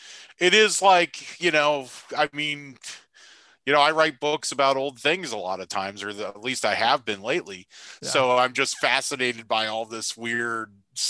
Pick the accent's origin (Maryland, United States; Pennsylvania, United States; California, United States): California, United States; Redwood City; also born or lived in San Francisco / Menlo Park; growing up in Redwood City, you know, it's how I saw New York, you know, when I was a, you know, adolescent.